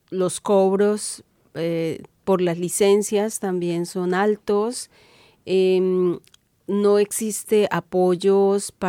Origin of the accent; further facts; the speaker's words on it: Cauca, Colombia; soy comunicadora indígena del Cauca en Colombia.